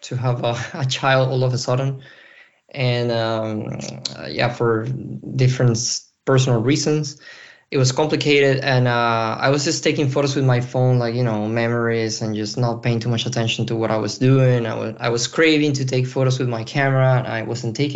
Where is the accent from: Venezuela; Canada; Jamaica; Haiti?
Venezuela; moved away as an adult; now in Brussels, Belgium; I'm a photographer currently based in Brussels, Belgium. And I'm originally from Venezuela.